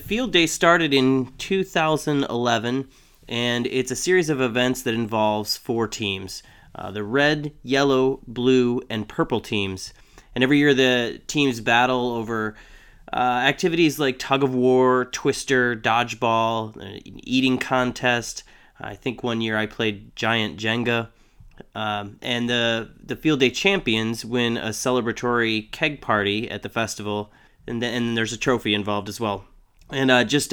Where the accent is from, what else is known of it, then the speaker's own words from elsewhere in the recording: Chicago, Illinois, United States; I'm from Chicago, so I get to say Jano